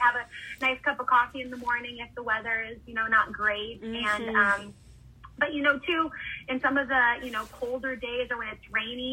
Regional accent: Southern California, United States; moved away as an adult; also born or lived in Austria; I'm from California, Southern California, where I spent a lot of, that's where I went to college and everything

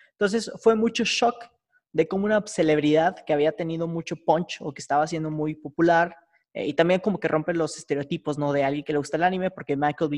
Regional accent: Mexico

